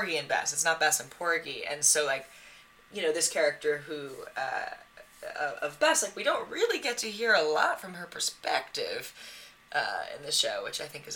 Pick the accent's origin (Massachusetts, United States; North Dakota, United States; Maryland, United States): Massachusetts, United States; I grew up in Massachusetts